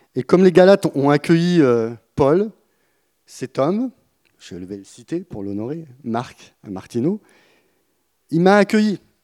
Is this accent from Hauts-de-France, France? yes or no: no; Burgundy, Bourgogne-Franche-Comté, France; moved away; also born or lived in Marseille; je viens de la Bourgogne, dans... de la campagne